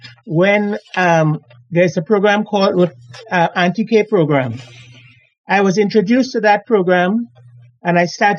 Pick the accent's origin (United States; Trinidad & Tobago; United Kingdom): Trinidad & Tobago; Laventille, San Juan–Laventille; I was born and I grew up in Laventille, Eastern Main Road, Laventille